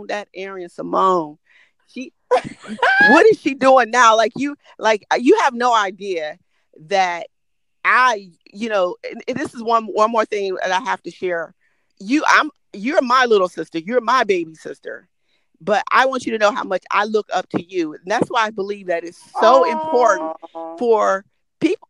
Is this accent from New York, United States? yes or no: no; Detroit, Michigan, United States; growing up in Detroit